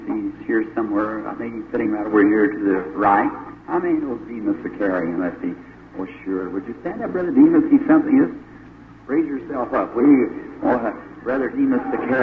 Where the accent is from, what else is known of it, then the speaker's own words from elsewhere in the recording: Jeffersonville, Indiana, United States; my hometown in Jeffersonville